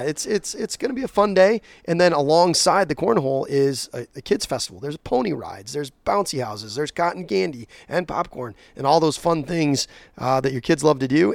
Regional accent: Whitneyville, Michigan, United States; I grew up out in Whitneyville, Alto area.

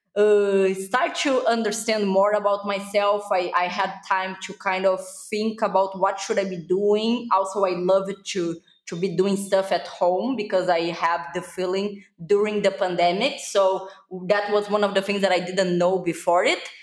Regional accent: Brazil; English is a second language; I am from Brazil, so my accent is kind of super weird if people can really know where it's from. So it's Brazil

